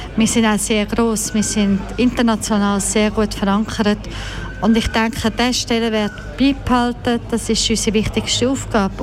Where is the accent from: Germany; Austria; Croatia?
Croatia; moved away; Ich komme aus Kroatien, meine Eltern aus Bosnien-Herzegowina